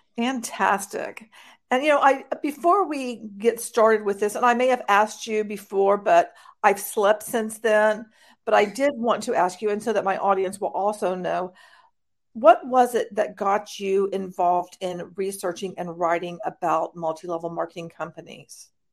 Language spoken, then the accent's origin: English; United States; I'm an American